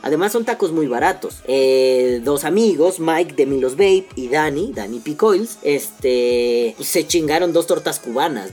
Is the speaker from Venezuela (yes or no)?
no; Mexico City, Mexico; yo que soy chilango de la Ciudad de México, yo nací aquí